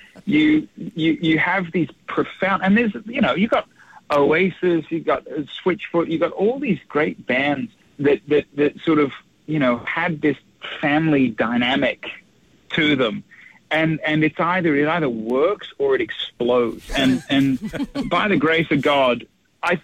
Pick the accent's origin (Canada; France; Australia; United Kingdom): Australia; now in United States; I am an Australian living in America